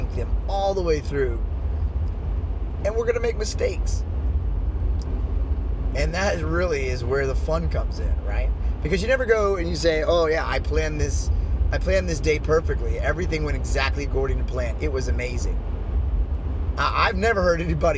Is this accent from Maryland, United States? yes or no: yes; Washington, D.C. area, Maryland, United States; I grew up in and around the Washington, D.C. area